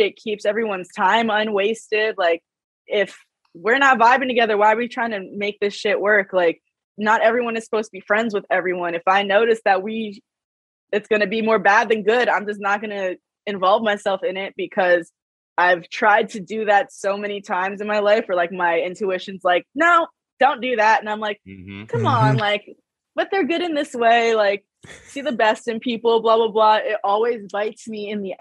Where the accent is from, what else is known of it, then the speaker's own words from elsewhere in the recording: New York, United States; now in Los Angeles, United States; I'm from New York